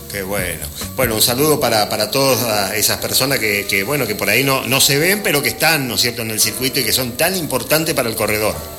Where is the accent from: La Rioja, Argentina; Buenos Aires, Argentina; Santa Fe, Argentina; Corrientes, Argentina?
Corrientes, Argentina; Gobernador Martínez; con el equipo de mi pueblo, de Gobernador Martínez con el Club Santa Rosa